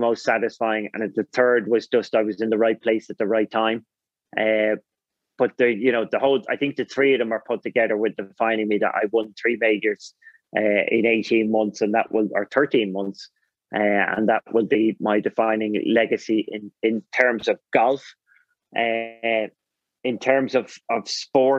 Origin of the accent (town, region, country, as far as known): Ireland